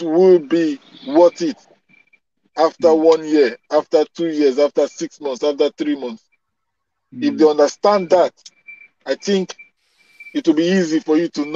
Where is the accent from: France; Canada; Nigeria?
Nigeria; where I come from Nigeria